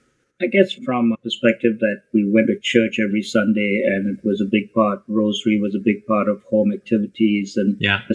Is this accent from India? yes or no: yes; Goa, India; also born or lived in Kenya; now in Toronto, Canada; I come from a little place in India called Goa. And although I was born in East Africa and Kenya, I spent formative years in Goa